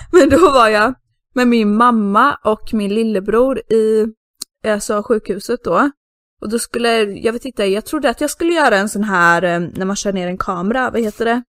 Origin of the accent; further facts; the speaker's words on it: Sweden; now in Spain; som svensk ensam tjej